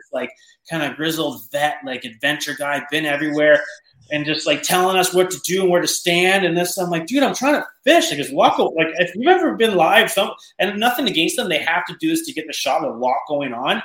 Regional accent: Canada; I'm from Canada

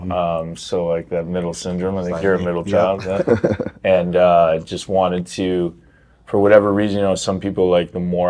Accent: Canada; I grew up in Canada.

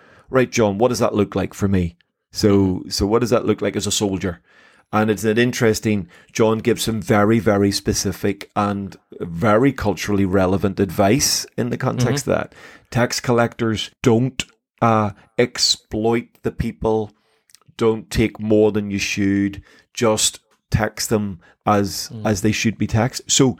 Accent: Belfast, Northern Ireland, United Kingdom; I was raised in Belfast City.

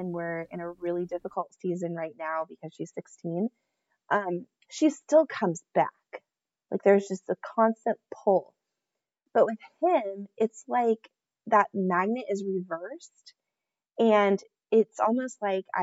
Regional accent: Nebraska, United States; we are from Nebraska

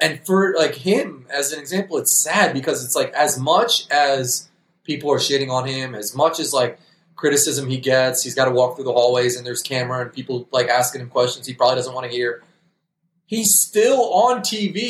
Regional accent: New York, United States; we're from New York

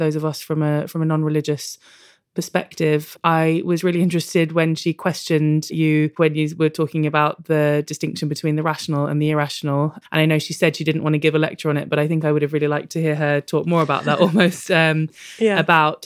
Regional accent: London, United Kingdom; I grew up in London. I live in Tottenham now, actually, and I grew up in Kilburn.

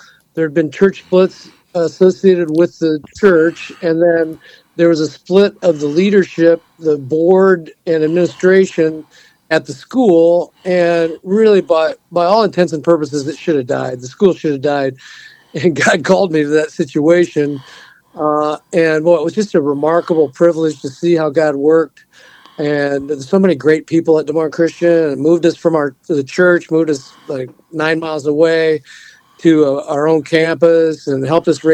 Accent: Davenport, Iowa, United States; also born or lived in Mason City, Iowa / Pleasant Valley, Iowa; I grew up in Davenport, Iowa

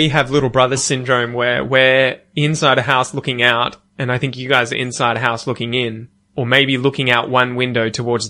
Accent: Australia; I've spoken to people from the US in my accent, just like this, and they'll be like, I don't understand you.

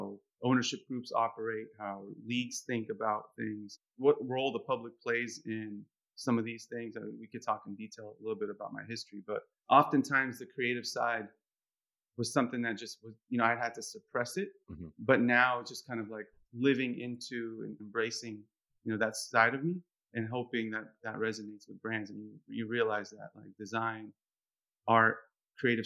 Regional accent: San Francisco, California, United States; I was born in the United States, born in San Francisco

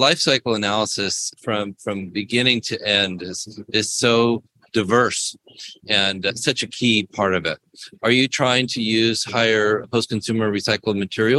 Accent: United States; as an American

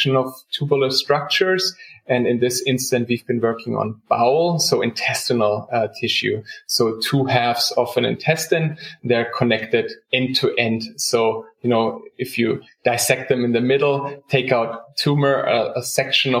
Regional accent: Germany; moved away as an adult; also born or lived in South Carolina; now in United States; I grew up in Germany

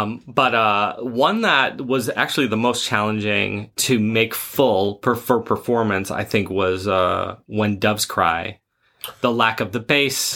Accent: Rhode Island, United States; I'm from Rhode Island

